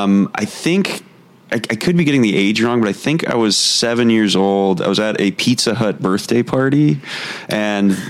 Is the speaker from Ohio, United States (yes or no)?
yes; Warren, Ohio, United States; moved away as an adult; also born or lived in Columbus, Ohio; originally from Warren, Ohio. Oh yeah. Um, was lived yeah, born and raised there. Um, I went to uh, college at Ohio State in Columbus. Lived there briefly after graduating.